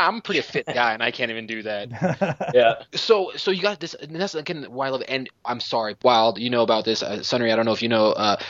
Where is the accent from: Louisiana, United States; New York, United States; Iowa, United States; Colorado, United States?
Colorado, United States; moved away; also born or lived in Wisconsin; I'm from Colorado. I've also lived in Wisconsin.